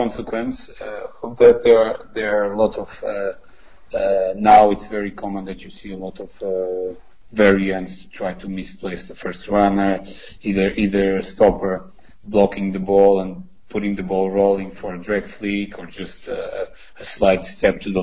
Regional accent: Portugal; I come from Portugal

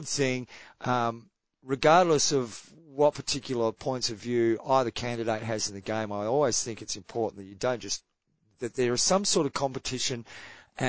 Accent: Australia; I'm Australian

